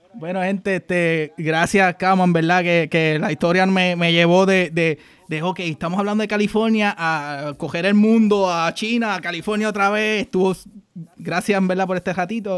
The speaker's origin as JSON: {"language": "Spanish", "country": "Puerto Rico", "moved": "yes", "lives_now": "United States", "said": "como boricua que estamos por acá en los Estados Unidos o en cualquier parte del mundo"}